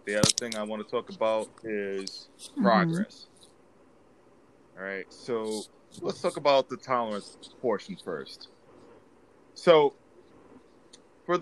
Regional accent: New York City, New York, United States; also born or lived in Massachusetts; now in Connecticut, United States; born and raised in the Bronx, transplanted in Massachusetts, and living in Connecticut

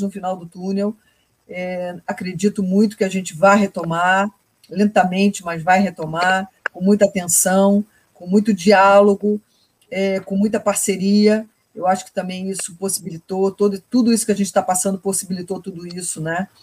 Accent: Brazil; a gente é brasileiro

